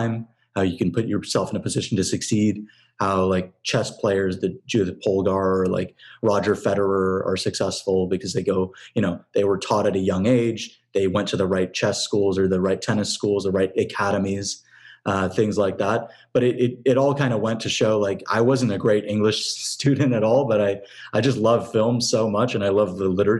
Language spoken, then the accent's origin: English; San Francisco Bay Area, California, United States; moved away as an adult; now in Los Angeles, United States; I'm from the Bay Area